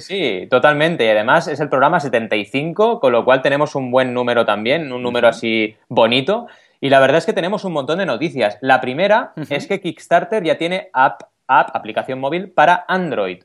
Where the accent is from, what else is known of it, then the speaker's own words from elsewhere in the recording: Barcelona, Catalonia, Spain; yo, que vengo de Barcelona